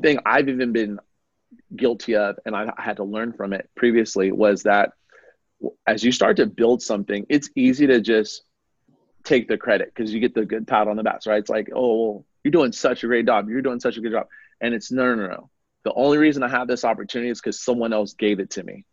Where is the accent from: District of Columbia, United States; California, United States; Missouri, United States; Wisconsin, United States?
California, United States; Oakland; now in Arizona, United States; I was born and raised in Oakland, California, in the Bay Area, over in Northern California